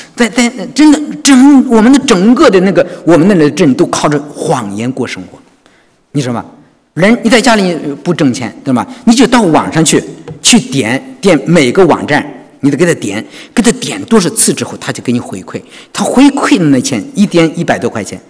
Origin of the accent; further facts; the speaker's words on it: China; moved away as an adult; now in Sydney, Australia; 我觉得我们中国人迷信